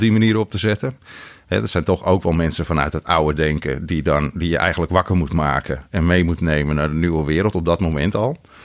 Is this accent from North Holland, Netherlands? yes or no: yes; Andijk, North Holland, Netherlands; moved away as an adult; also born or lived in Den Helder; Ik kom uit Andijk